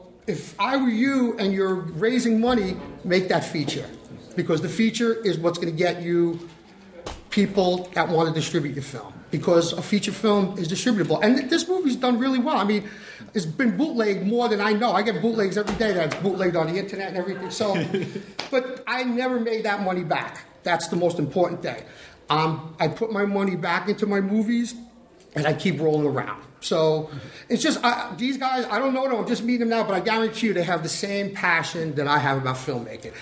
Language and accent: English; New York City, New York, United States; I'm from the Bronx